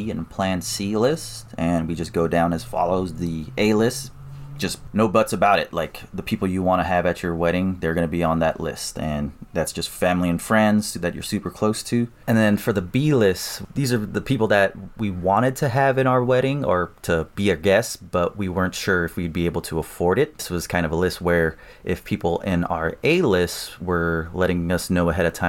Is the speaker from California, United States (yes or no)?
yes; Vallejo, California, United States; I'm from Vallejo